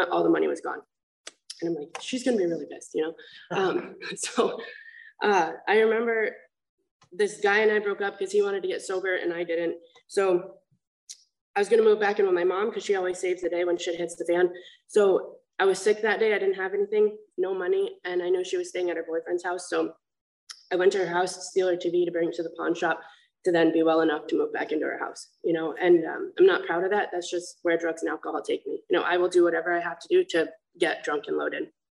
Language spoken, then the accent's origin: English; Vermont, United States; now in Huntington, United States; I'm from Vermont